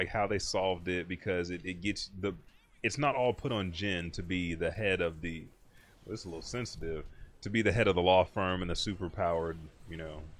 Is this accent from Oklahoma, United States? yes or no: yes; Anadarko, Oklahoma, United States; I'm from Anadarko.